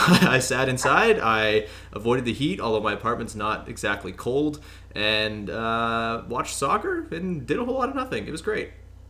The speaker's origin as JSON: {"language": "English", "town": "Oshawa", "region": "Ontario", "country": "Canada", "tie": "born or raised there", "said": "my hometown of Oshawa"}